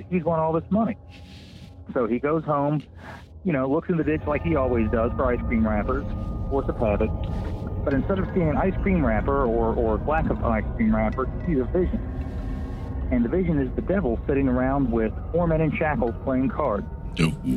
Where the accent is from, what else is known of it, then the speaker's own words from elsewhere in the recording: Maryland, United States; my hometown in Maryland.